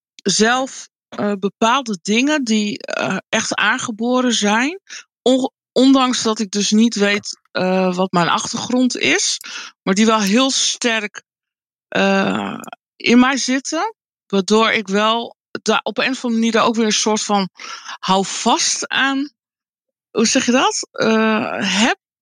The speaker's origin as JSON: {"language": "Dutch", "region": "Friesland", "country": "Netherlands", "tie": "born or raised there", "also_born_or_lived": "Colombia", "lives_now": "Groningen, Netherlands", "said": "Ik ben ehm, uh, geboren in Colombia. Ik ben ehm, geadopteerd door een Nederlands echtpaar. Toen ik bijna vijf was. En ik ben opgegroeid in uh, Friesland, in een klein dorpje."}